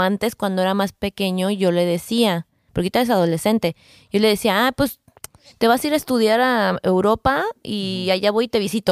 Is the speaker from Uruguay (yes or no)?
no; Mexico; como buena mexicana